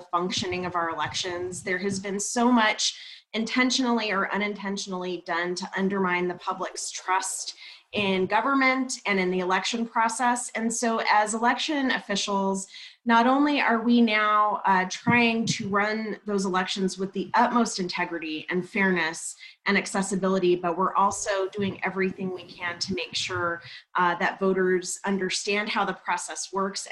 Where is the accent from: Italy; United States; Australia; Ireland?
United States; Albuquerque, New Mexico; I moved to New Mexico, to Albuquerque, when I was about 3 years old and grew up there